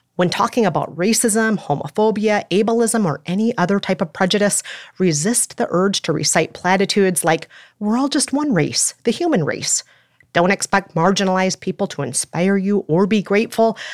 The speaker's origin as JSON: {"language": "English", "region": "Minnesota", "country": "United States", "tie": "born or raised there", "moved": "yes", "said": "I'm Minnesotan"}